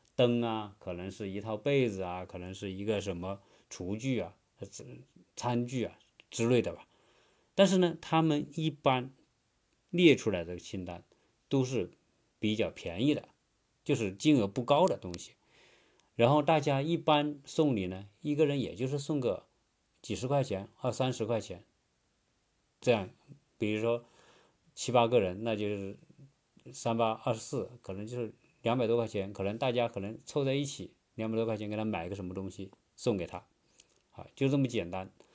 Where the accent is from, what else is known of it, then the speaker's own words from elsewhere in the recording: China; now in United States; 我们中国人